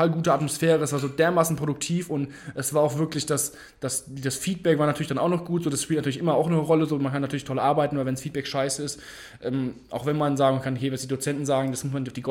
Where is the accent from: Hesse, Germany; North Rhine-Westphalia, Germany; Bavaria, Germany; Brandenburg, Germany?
Hesse, Germany; Frankfurt; Ich komme aus Frankfurt, habe damit Abitur gemacht und bin dann das Studium nach Wiesbaden gekommen.